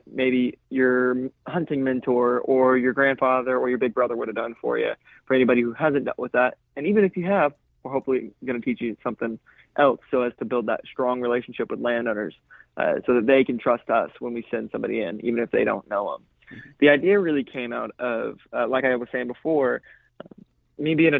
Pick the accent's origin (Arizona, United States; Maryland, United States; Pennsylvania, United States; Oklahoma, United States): Oklahoma, United States; Edmond; I'm originally from Edmond, Oklahoma